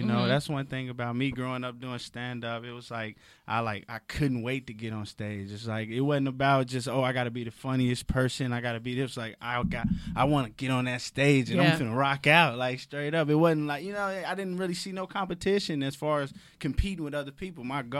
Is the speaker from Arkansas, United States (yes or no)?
yes; Little Rock, Arkansas, United States; I got a town. I'm from Little Rock.